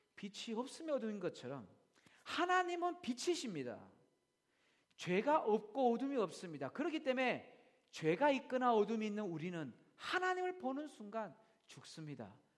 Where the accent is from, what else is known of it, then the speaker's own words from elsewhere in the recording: South Korea; now in Australia; 우리는 한국 사람이기 때문에